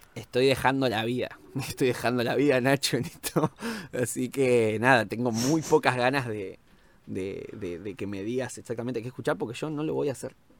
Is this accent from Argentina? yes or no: yes; Argentina; como argentino